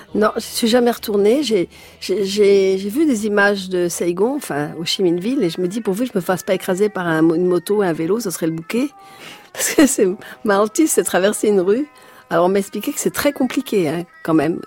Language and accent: French; Paris, Île-de-France, France; also born or lived in plantation (unnamed, abroad); Après j'habitais rue de Paradis